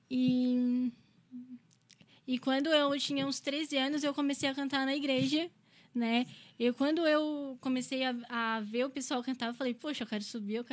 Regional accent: Criciúma, Santa Catarina, Brazil; Sim, eu moro no São Luís, nasci em Criciúma, Santa Catarina, né? Sou criciumense.

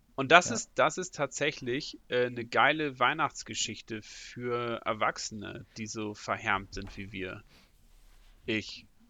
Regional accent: Northern Germany, Germany; ich als Norddeutscher

